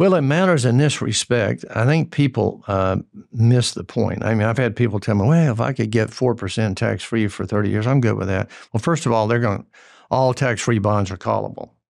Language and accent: English; Georgia-North Carolina border, United States; moved away; I grew up on the Georgia-North Carolina border, and it's, it was red dirt hillbillies, is what we were.